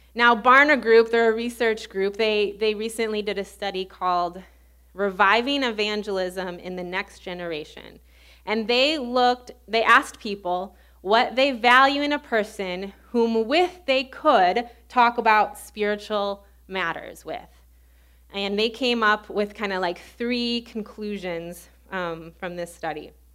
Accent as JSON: {"language": "English", "area": "suburbs of Chicago", "region": "Illinois", "country": "United States", "tie": "born or raised there", "also_born_or_lived": "Baton Rouge, Louisiana", "accent": "Midwestern", "moved": "as an adult", "said": "I grew up in the suburbs of Chicago, so I have a very Midwestern accent."}